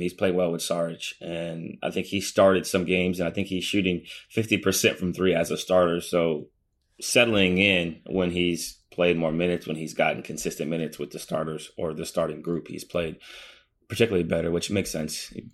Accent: Midwest, United States; also born or lived in East Coast; I'm from the Midwest

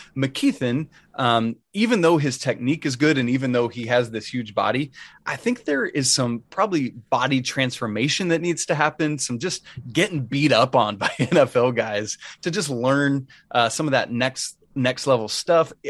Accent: Atlanta, Georgia, United States; I grew up in Atlanta

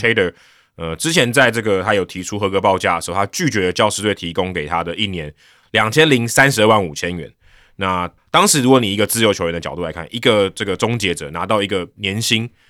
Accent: Hsinchu, Taiwan; moved away; also born or lived in Taipei; 小时候在新竹比较冷

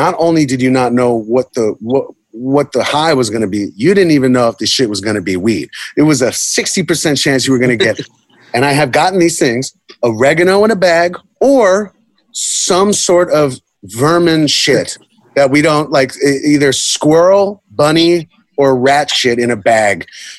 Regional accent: New York City, New York, United States; When you grew up in the time that I grew up in New York City

